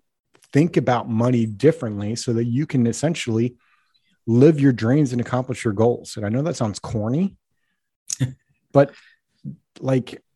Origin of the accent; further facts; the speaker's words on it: Colorado, United States; now in Seattle, United States; I'm from Colorado